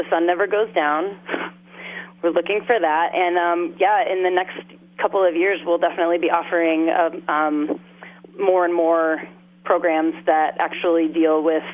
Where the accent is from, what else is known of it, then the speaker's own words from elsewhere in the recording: Oklahoma, United States; also born or lived in Massachusetts / New York; now in Alaska, United States; I grew up in Oklahoma, sort of surrounded by agriculture